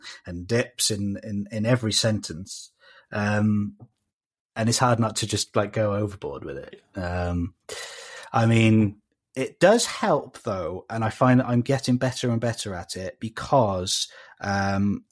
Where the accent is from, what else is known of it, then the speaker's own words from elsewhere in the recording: South Wales, United Kingdom; accent: South Wales; a South Wales accent, which is what you're hearing right now